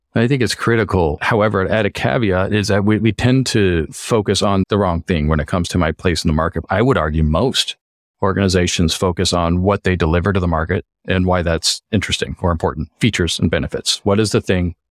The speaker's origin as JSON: {"language": "English", "region": "Colorado", "country": "United States", "tie": "born or raised there", "moved": "as an adult", "lives_now": "Los Angeles, United States", "said": "I grew up in Colorado and moved out to L A about, well, it's hard to say, but I think about twenty years ago"}